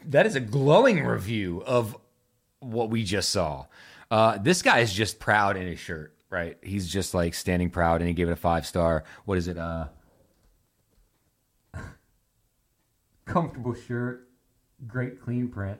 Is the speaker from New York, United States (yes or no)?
no; Virginia Beach, Virginia, United States; I grew up in Virginia Beach.